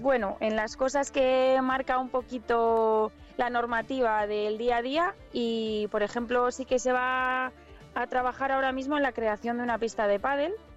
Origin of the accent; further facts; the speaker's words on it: Alar del Rey / Pisuerga area, Castile and León, Spain; now in Prádanos de Ojeda, Spain; yo soy de Rada de Pisuerga, pero eh, mi marido es del pueblo